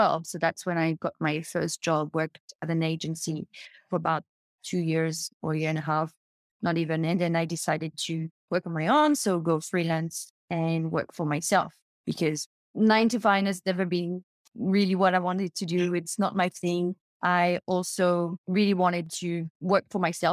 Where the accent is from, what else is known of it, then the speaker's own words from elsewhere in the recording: New Caledonia; accent: French; now in Gold Coast, Australia; I'm French. I was born in New Caledonia and I live in Australia.